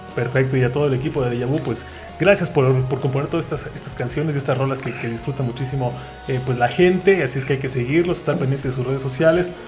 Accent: Oaxaca, Mexico; uno como oaxaqueño

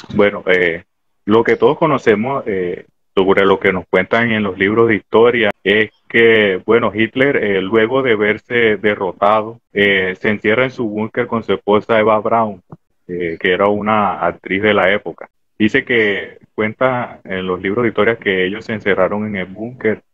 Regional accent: Barranco de Loba, Bolívar, Colombia; soy de Barranco de Loba, igual que el amigo Calle

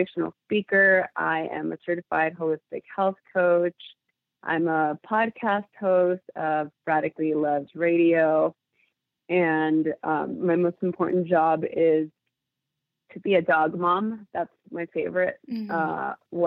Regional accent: Los Angeles, California, United States; I grew up in East Los Angeles during the LA riots

